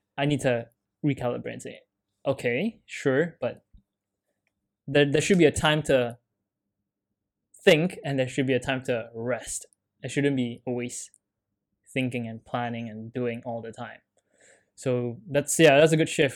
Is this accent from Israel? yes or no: no; Canada; me being Canadian